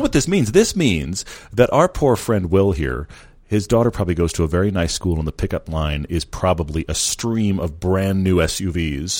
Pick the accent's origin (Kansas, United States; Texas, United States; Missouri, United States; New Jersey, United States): Texas, United States; accent: drawl; moved away; I'm from Texas.